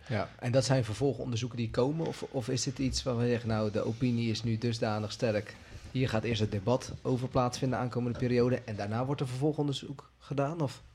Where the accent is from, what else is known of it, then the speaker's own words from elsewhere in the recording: Netherlands; wij als Nederlanders